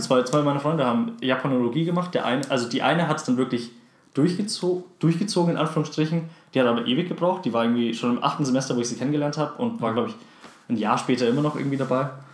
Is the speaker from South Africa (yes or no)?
yes; South Africa; now in Germany; dass ich gebürtiger Südafrikaner bin